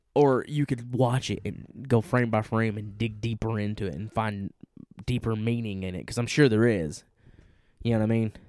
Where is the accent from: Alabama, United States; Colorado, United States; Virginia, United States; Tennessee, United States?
Tennessee, United States; we're from Tennessee